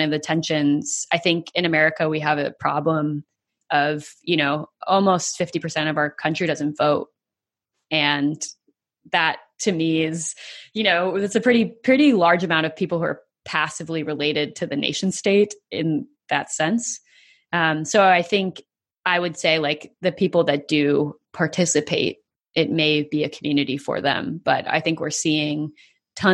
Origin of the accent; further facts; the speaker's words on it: United States; as an American